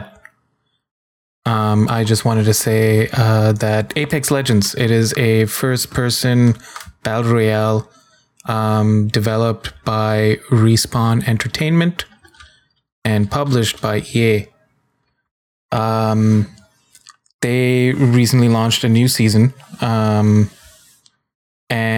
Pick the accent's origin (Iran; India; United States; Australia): India; I'm an Indian man